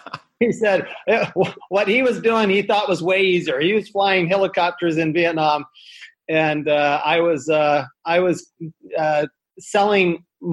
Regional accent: Salt Lake City, Utah, United States; I grew up in Salt Lake City, Utah, and went to the University of Utah after I served 2 years as a Mormon missionary.

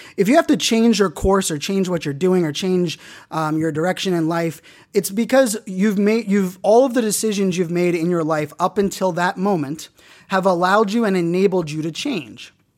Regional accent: Pittsburgh, Pennsylvania, United States; moved away; also born or lived in Virginia; growing up in Pittsburgh, I'm a diehard Pittsburgh sports fan

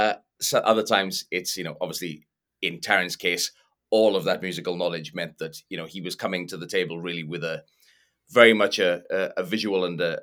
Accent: Wales, United Kingdom; I'm from

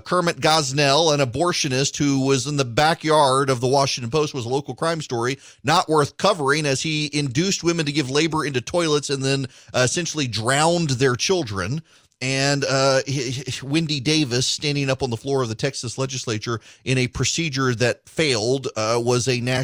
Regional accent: Dubai, United Arab Emirates; Y'all, I grew up in Dubai. This is unheard of at that time

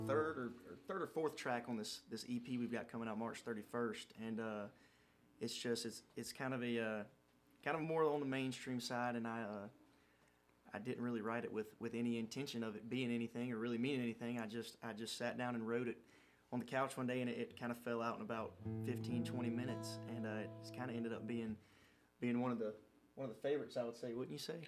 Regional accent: Pooler, Georgia, United States; Wild Wing Cafe in my hometown in Pooler

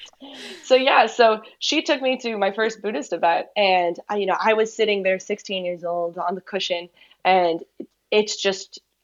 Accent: Miami, Florida, United States; I was born and raised here in Miami

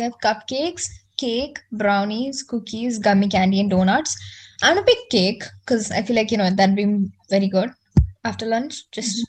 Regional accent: India; Yeah, we're Indian

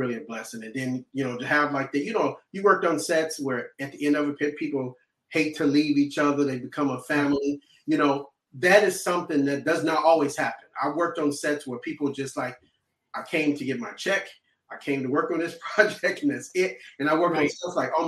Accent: Chicago, Illinois, United States; I'm originally from Chicago. I'm from Southside Chicago.

